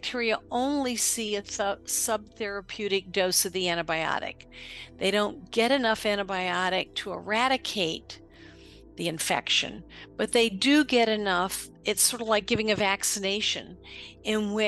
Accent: Western Maryland, United States; I was born and raised in Western Maryland.

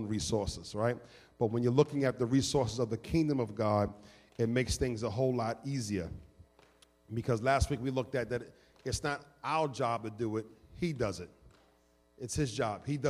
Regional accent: New York City, New York, United States; now in Philadelphia, United States; I come from New York City

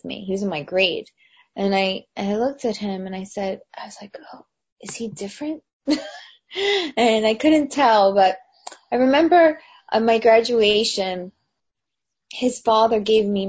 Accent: New Jersey, United States; also born or lived in New York City; when I was a kid, I moved from New York City to New Jersey

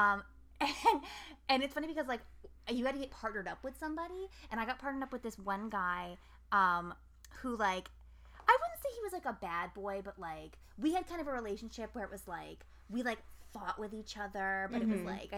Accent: Albany, United States; I'm from Albany

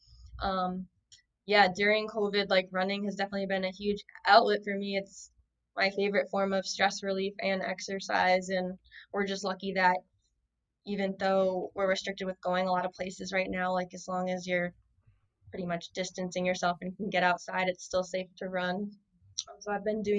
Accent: North Kingstown, Rhode Island, United States; I grew up in North Kingstown, Rhode Island

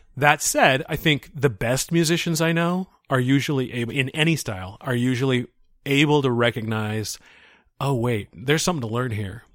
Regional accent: Seattle, Washington, United States; I grew up in the Seattle area

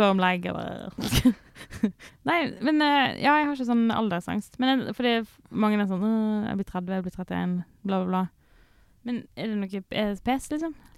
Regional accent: Sotra, Vestland, Norway; jeg er fra Sotra.

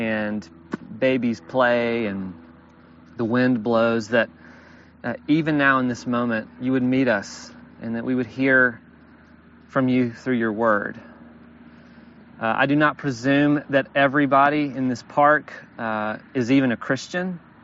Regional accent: Alabama, United States; I've tried really hard for several years to pretend that I'm not from the Deep South, but I am from Alabama.

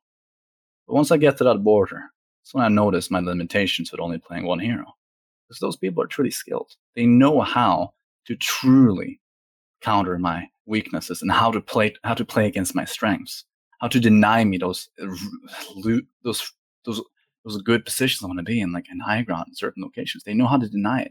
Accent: Norway; I'm from Europe, by the way. I'm Norwegian.

